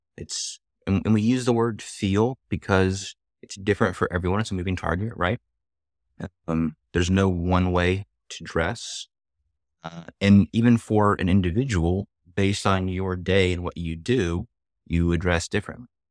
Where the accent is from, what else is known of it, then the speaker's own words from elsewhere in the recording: Atlanta, Georgia, United States; I actually grew up in Atlanta. Oh, one of the few natives here.